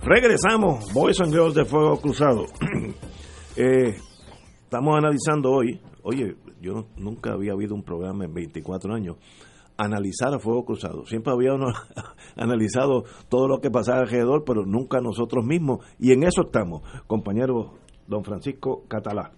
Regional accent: Puerto Rico; yo soy boricua aunque hubiera nacido en la luna

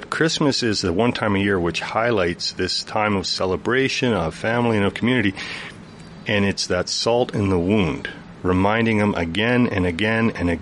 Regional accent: Chetwynd, British Columbia, Canada; moved away as an adult; I grew up a half hour outside of Chetwynd, this side of Chetwynd

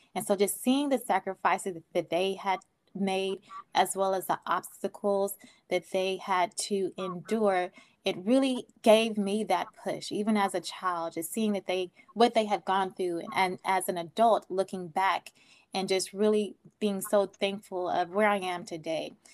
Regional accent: Oakland, California, United States; I grew up in Oakland.

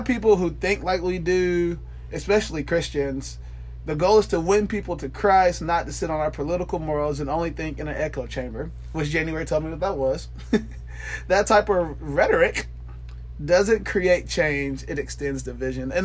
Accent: Atlanta, Georgia, United States; moved away; also born or lived in Tuscaloosa, Alabama / Marion, Alabama; I grew up in South Atlanta

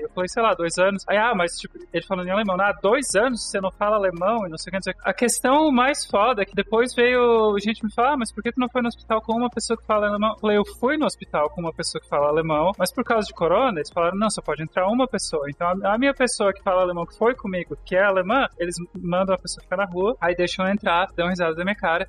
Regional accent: Brazil; accent: capital accent; moved away; also born or lived in small town in Brazil; quando eu tinha acho que 11 anos, eu me mudei pro. Meu pai se mudou pra uma cidade bem pequenininha, fim do mundo, mundo no Brasil, não, não tinha amigo nenhum lá. Eu tinha o sotaque da capital

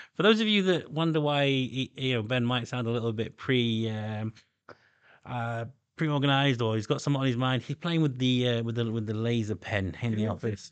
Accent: Doncaster, Yorkshire and the Humber, United Kingdom; I come from Doncaster in intake.

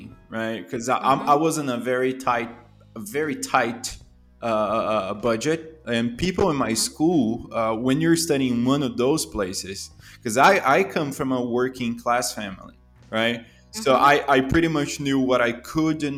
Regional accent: São Paulo, Brazil; born or raised there; accent: Brazilian; English is a second language; moved away as an adult; also born or lived in Toronto, Canada

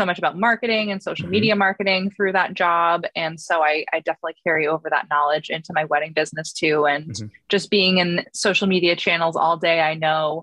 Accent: New Hampshire, United States; moved away as an adult; now in Boston, United States; I'm originally from New Hampshire, but I just moved to Boston at the end of last summer

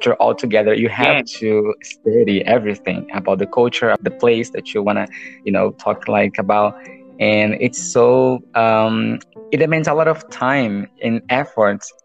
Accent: Brazil; accent: Brazilian; English is a second language; my accent is totally Brazilian. I think I speak like a Brazilian

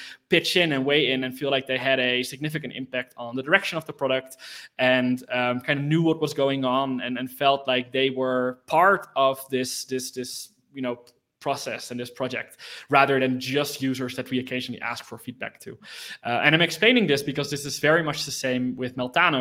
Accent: Netherlands; I was born in the Netherlands. I kind of grew up with computers all around me.

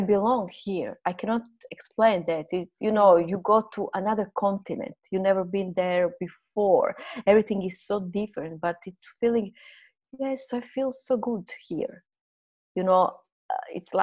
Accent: Croatia; first language Croatian; English is a second language; moved away as an adult; now in Thailand; My native language is Croatian

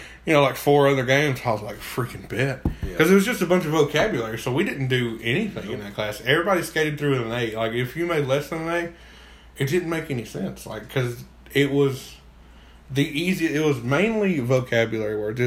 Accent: Alabama, United States; We're from Alabama.

